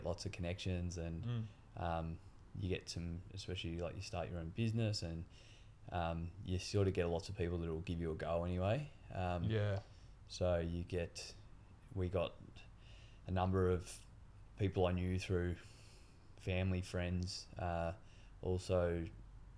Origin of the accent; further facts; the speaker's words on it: Melbourne, Victoria, Australia; I grew up in Melbourne, I was going to a good school called St. Kevin's College, which is in Toorak